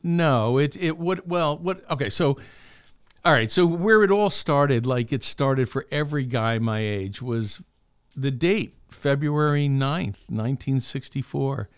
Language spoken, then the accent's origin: English; Albany, New York, United States; I grew up in Albany, New York